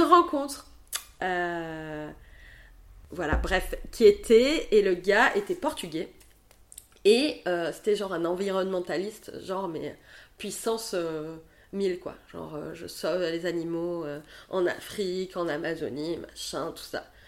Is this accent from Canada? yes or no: no; Montpellier, Occitania, France; also born or lived in Paris; now in Bordeaux, France; je suis rentrée à Montpellier donc dans ma ville natale